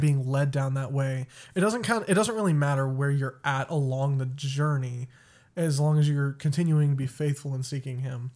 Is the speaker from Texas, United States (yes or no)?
yes; West Texas, United States; moved away; also born or lived in Colorado; I was born in Colorado and raised in Texas